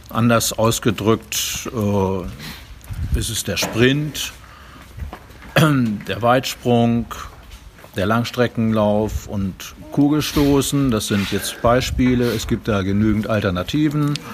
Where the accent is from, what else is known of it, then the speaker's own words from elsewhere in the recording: Hanover, Lower Saxony, Germany; Vier Jahren kam ich zur Leichtathletik habe dann parallel Handball und Leichtathletik betrieben. Bei uns in List, bei den Sporten List, die Leichtathletikabteilung aufgemacht